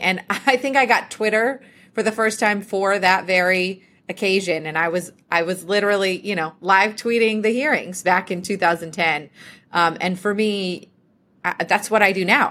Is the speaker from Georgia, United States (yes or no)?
yes; Cumming, Georgia, United States; also born or lived in Athens, Georgia; I grew up in a, a town about an hour north of Atlanta, um, called Cumming, uh, but most of my family lived in Athens, so Athens is kind of home to me. It's where I went to college. Um, but yes, born and raised in Georgia all the way through college